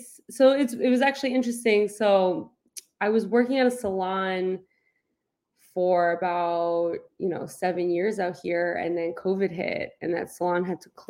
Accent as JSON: {"language": "English", "area": "right outside Manhattan", "region": "New Jersey", "country": "United States", "tie": "born or raised there", "moved": "as an adult", "lives_now": "Los Angeles, United States", "said": "I grew up right outside Manhattan"}